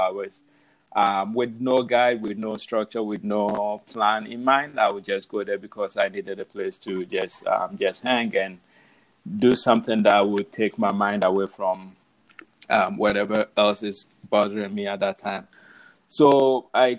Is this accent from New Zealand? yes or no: no; Ghana; moved away as an adult; now in New York City, United States; I was born in Ghana, so I left Ghana. August 10th, I landed in New York City, JFK, August 11th, 2009, I believe. So I've been here a little over 10 years now.